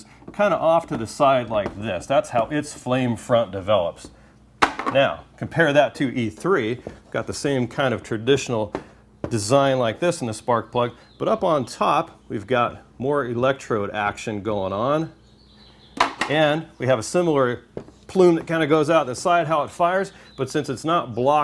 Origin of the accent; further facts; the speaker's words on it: Southern California, United States; I'm from Southern California